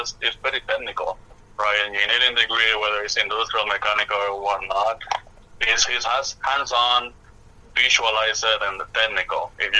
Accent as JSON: {"language": "English", "country": "Puerto Rico", "tie": "born or raised there", "moved": "yes", "lives_now": "Utah, United States", "said": "I'm a 35-year-old male. I live in Utah, but I grew up originally in Puerto Rico."}